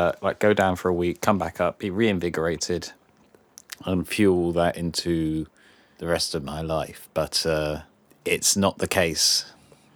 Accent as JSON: {"language": "English", "area": "Cornwall", "region": "South West England", "country": "United Kingdom", "tie": "born or raised there", "said": "we're both Cornish"}